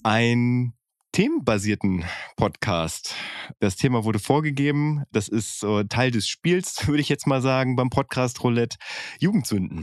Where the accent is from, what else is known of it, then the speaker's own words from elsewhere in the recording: Bielefeld, North Rhine-Westphalia, Germany; bin ich auch im Stadtteil von Bielefeld groß